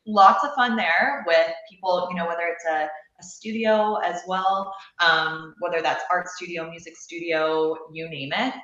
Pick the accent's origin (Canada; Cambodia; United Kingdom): Canada; moved away as an adult; now in Austin, United States; I'm, I'm from Canada originally